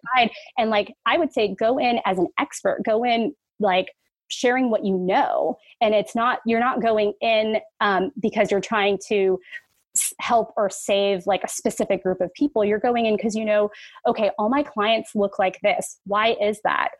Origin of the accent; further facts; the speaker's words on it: San Francisco, California, United States; I was born and raised in San Francisco